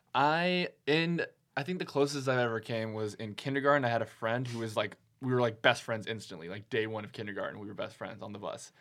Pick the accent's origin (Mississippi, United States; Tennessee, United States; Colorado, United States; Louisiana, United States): Tennessee, United States; moved away as an adult; also born or lived in Texas / Virginia Beach, Virginia; now in Los Angeles, United States; my parents moved me to Tennessee.